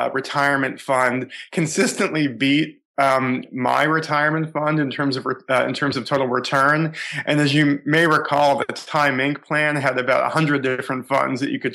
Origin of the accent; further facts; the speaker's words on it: Boston, Massachusetts, United States; I grew up in the Boston area, suburban Boston.